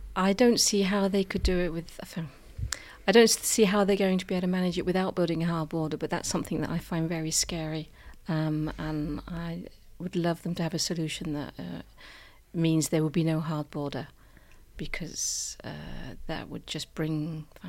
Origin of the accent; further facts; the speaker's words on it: United Kingdom; moved away; I'm British, but I'm European